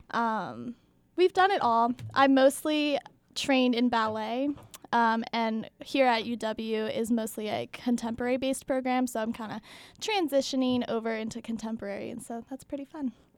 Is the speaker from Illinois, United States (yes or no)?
no; outside of Philadelphia, Pennsylvania, United States; moved away as an adult; now in Madison, United States; I am from outside of Philadelphia